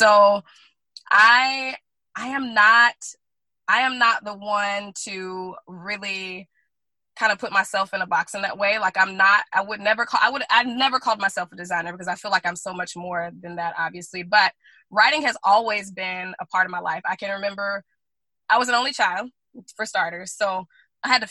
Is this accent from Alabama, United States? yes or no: yes; Guntersville, Alabama, United States; moved away; also born or lived in Oahu, Hawaii; we're from the South, from Alabama